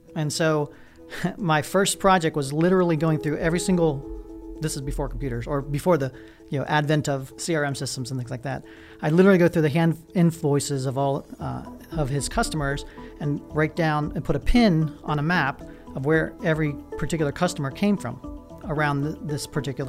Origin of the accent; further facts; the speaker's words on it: Pittsburgh, Pennsylvania, United States; born there; also born or lived in West Virginia; I was born in Pittsburgh, Pennsylvania. So my father was an English professor.